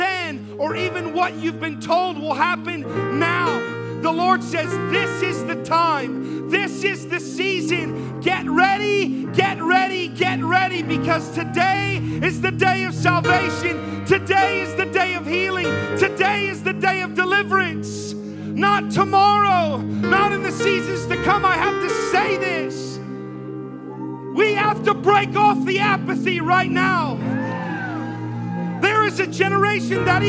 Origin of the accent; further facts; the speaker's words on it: South Florida, United States; moved away as an adult; now in Baldwin County, Alabama, United States; I'm from South Florida